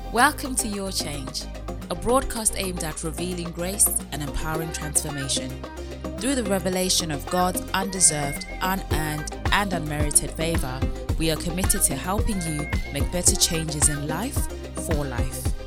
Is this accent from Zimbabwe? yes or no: yes; Zimbabwe; now in United Kingdom; I grew up in Zimbabwe and I hold certain views because of my experience of growing up in Zimbabwe